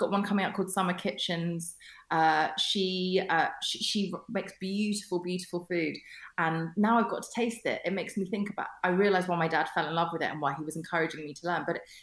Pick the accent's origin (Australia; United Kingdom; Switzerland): United Kingdom; Kingston upon Thames, London; also born or lived in Germany; the one that I grew up in Kingston, is by Richmond Park